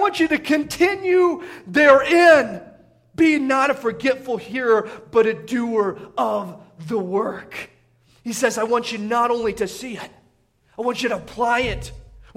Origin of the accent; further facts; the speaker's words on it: Indiana, United States; moved away; where I grew up in Indiana